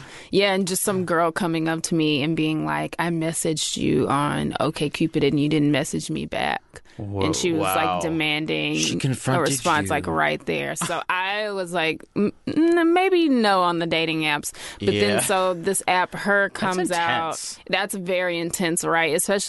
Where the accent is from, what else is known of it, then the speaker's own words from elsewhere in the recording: South Carolina, United States; also born or lived in Connecticut; now in Brooklyn, United States; I grew up in South Carolina. I was born in Connecticut. That's where my parents met. They went to UConn. But yeah, I was raised in South Carolina.